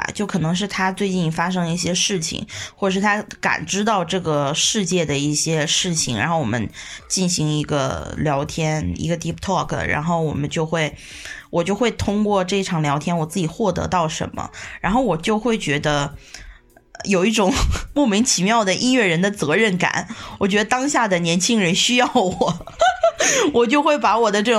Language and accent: Chinese; China; 我们中国人玩了这个说唱了以后，